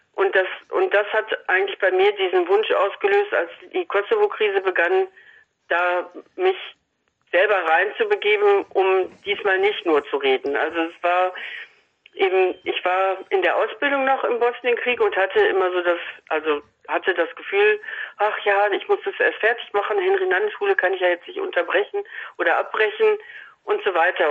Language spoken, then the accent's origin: German; Salzkotten, North Rhine-Westphalia, Germany; in meiner Heimatstadt Salzgotten bei Paderborn